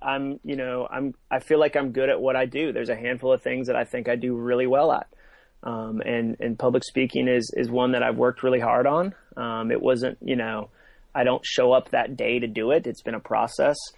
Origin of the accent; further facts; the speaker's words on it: Massachusetts, United States; moved away as an adult; also born or lived in North Carolina / Birmingham, Alabama / Atlanta / Nashville; I grew up in Massachusetts